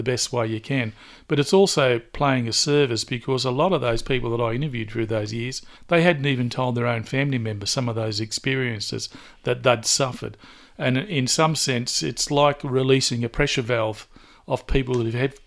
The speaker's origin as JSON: {"language": "English", "town": "Newcastle", "region": "New South Wales", "country": "Australia", "tie": "born or raised there", "said": "a proud Warramai man, born and bred in Newcastle."}